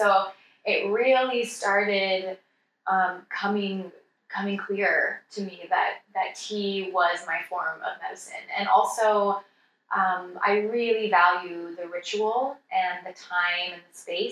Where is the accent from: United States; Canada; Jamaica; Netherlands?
United States; Santa Cruz, California; I was working at this tiny little natural food store in my hometown of Santa Cruz in this little suburb called Aptos